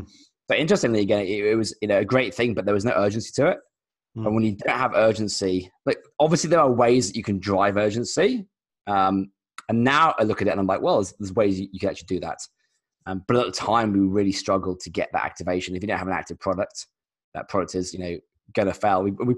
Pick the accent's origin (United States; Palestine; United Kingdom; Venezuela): United Kingdom; London; moved away as an adult; now in Australia; So I'm actually British originally. So I'm a designer from London. And I moved to Australia maybe 10 years ago, mostly to surf, I'll be honest.